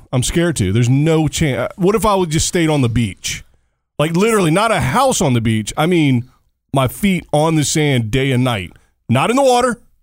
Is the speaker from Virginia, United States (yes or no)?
yes; Virginia, United States; moved away; I'm from Virginia originally, so it's in my home state.